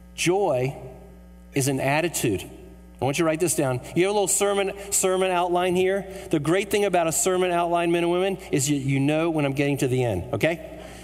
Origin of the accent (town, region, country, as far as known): United States